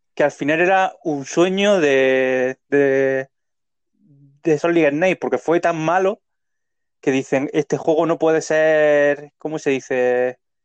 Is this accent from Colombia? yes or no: no; Leruela, Jaén, Andalusia, Spain; Vengo del mismo pueblo que él, de Leruela